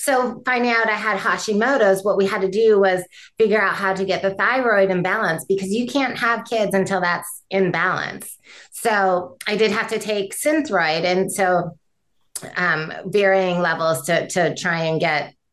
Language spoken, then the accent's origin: English; Michigan, United States; I grew up in Michigan